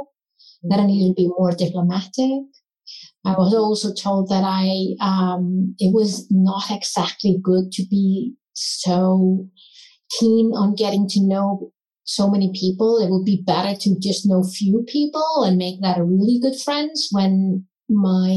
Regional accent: Iceland; being born, raised and still living in Iceland, in the country Iceland

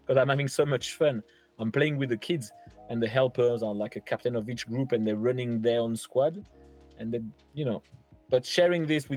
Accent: Langon, Nouvelle-Aquitaine, France; English is a second language; moved away as an adult; also born or lived in Portsmouth; It's my hometown. We grew up with my wife here

